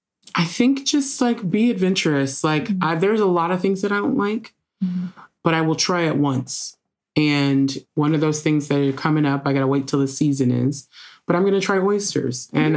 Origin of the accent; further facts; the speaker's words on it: Memphis, Tennessee, United States; Like, I know I'm from Memphis and all my Memphis people would beat me up